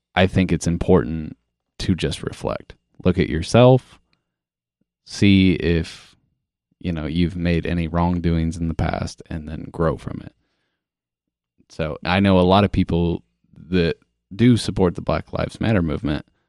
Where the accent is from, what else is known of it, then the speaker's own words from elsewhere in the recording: Kansas, United States; growing up in a small town in fucking Midwest, Kansas.